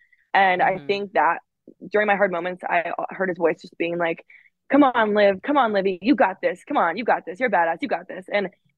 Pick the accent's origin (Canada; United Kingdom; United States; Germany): United States; Alaska; I'm from Alaska back home. We will go fishing.